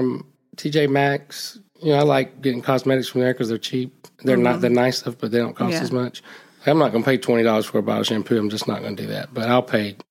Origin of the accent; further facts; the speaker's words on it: Phenix City, Alabama, United States; now in Gardendale, United States; I grew up in Phoenix City.